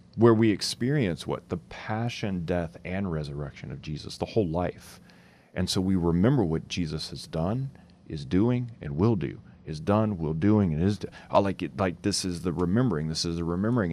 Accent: Louisiana, United States; I grew up in Louisiana

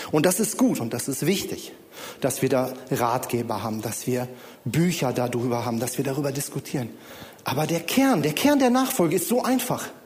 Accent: Bonn, North Rhine-Westphalia, Germany; Meine Frau Julia kommt aus Lage, ich komme ursprünglich aus Bonn.

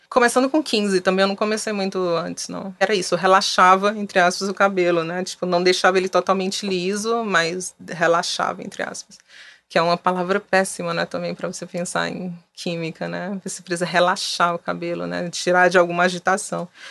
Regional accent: Fortaleza, Ceará, Brazil; moved away as an adult; now in São Paulo, Brazil; eu sou de Fortaleza, moro em São Paulo há mais de 10 anos

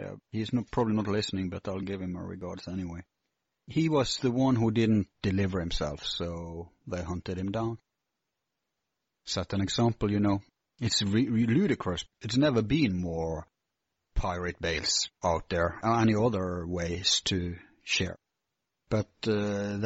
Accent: Bergen, Vestland, Norway; my hometown, Bergen

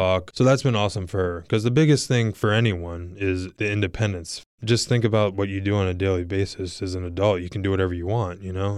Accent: Virginia Beach, Virginia, United States; Growing up in Virginia Beach, going to University of Virginia, being drafted here

